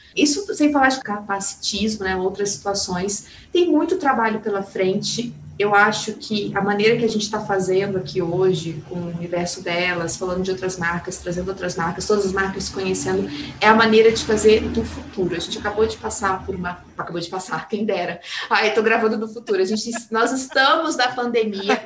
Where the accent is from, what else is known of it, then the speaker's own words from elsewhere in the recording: São Gonçalo do Sapucaí, Minas Gerais, Brazil; moved away; eu venho de uma cidade do sul de Minas chamada São Gonçalo Sapucaí, é uma cidade super conservadora.